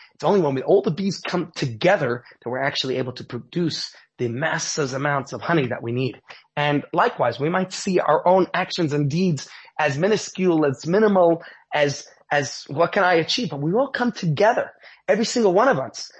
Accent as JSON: {"language": "English", "town": "New York City", "region": "New York", "country": "United States", "tie": "born or raised there", "moved": "yes", "lives_now": "Johannesburg, South Africa", "said": "growing up in Brooklyn, New York"}